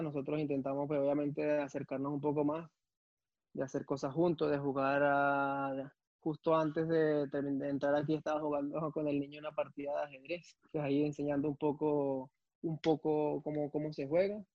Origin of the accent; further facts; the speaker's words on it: Caracas, Capital District, Venezuela; moved away as an adult; also born or lived in Belgium; vengo del 23 de enero de, Caracas, de la parroquia